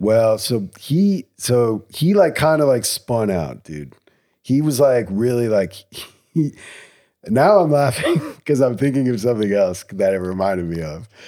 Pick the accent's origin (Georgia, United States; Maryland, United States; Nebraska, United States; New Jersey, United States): New Jersey, United States; Cranbury; I'm from Cranberry. We go to Princeton High School.